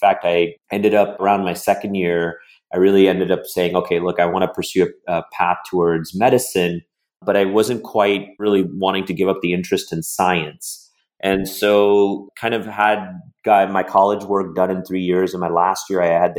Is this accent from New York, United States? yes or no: yes; Buffalo, New York, United States; moved away as an adult; also born or lived in East Coast; now in San Diego, United States; I grew up in Buffalo, New York, pretty much spent most of my life there. I've been a big upstate New York guy.